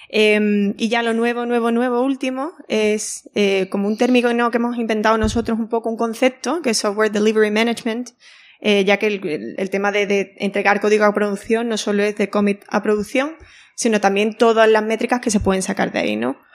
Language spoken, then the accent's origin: Spanish; Andalusia, Spain; siendo andaluza